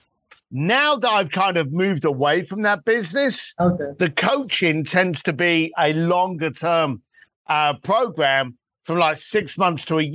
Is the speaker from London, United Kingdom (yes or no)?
yes; London, United Kingdom; I'm a bricklayer from London that ended up working with Elton John and Elon Musk